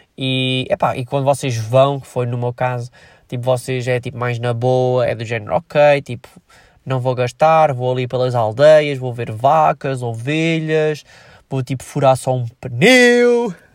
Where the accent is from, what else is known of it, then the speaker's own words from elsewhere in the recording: Viseu, Centro, Portugal; Eu sou de Viseu